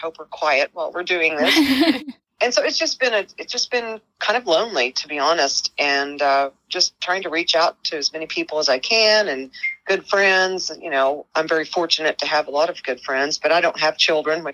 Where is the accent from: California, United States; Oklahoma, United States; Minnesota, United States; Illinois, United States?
Oklahoma, United States; Oklahoma City; also born or lived in Tulsa, Oklahoma; I was born in Tulsa, Oklahoma at St. Francis Hospital, the Big Pink Hospital. And when I was three, my parents divorced. And so my mom and I moved to Oklahoma City